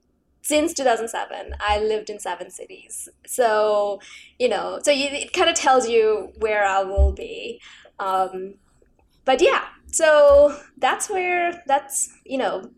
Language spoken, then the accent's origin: English; Bangladesh; I'm actually originally from Bangladesh. And I think we got the same version of things, maybe one in English and one in Bangla. Things were not very good back home.